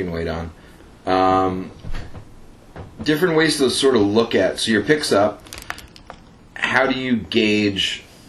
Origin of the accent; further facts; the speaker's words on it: Rhode Island, United States; moved away as an adult; also born or lived in New Jersey; I was in high school in my home state of Rhode Island.